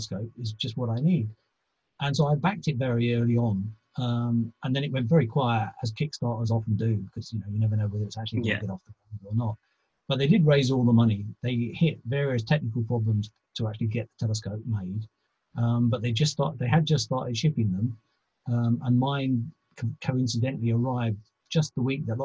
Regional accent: London, United Kingdom; I grew up in South London

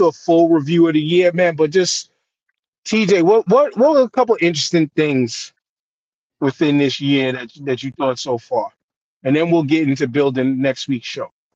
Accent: New York, United States; a New Yorker

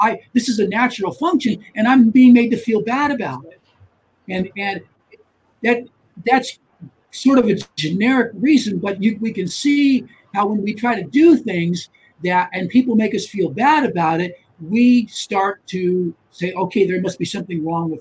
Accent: United States; being American

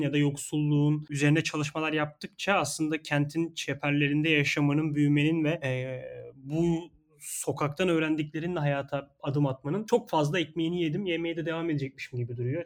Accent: Istanbul, Turkey; Ben İstanbul Gazi Osman Paşa'da yaşıyorum. Burada doğup büyüdüm.

